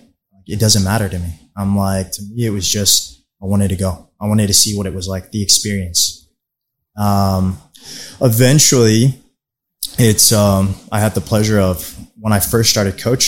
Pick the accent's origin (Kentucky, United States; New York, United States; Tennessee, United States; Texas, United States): Texas, United States; Plano; also born or lived in Mexico; I grew up in the Plano area. I'm originally from Mexico